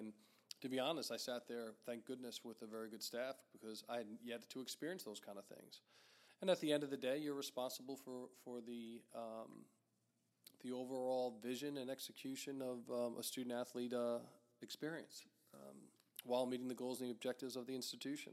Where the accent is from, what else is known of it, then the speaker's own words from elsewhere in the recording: Melville, New York, United States; also born or lived in Deer Park, New York; I grew up in Melville and Deer Park